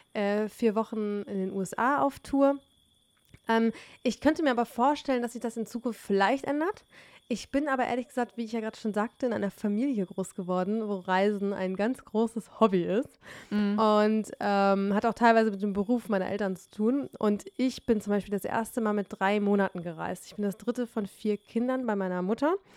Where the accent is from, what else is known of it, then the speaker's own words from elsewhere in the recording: Detmold, North Rhine-Westphalia, Germany; now in Berlin, Germany; in meiner Heimat Detmold